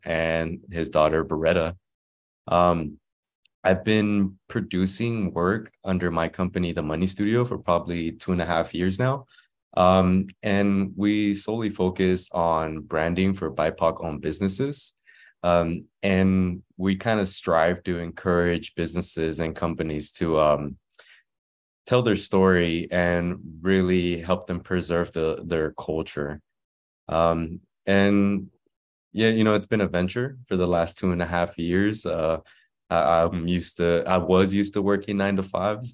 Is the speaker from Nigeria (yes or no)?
no; Inglewood, California, United States; also born or lived in Guadalajara, Mexico; I was born in Guadalajara, Mexico, uh, and then my parents migrated to Inglewood, uh, when I was about one